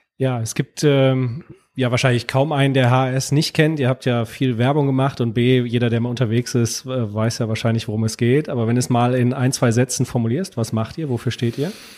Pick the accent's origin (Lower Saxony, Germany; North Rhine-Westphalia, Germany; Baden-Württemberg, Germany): North Rhine-Westphalia, Germany; Cologne; für mich als Kölsche Jung